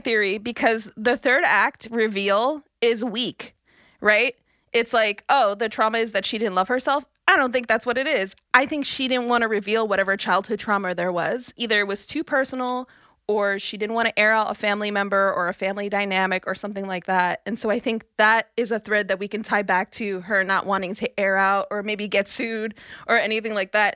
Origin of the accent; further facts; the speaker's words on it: New York City, New York, United States; I'm from Brooklyn. I'm not from the Bronx.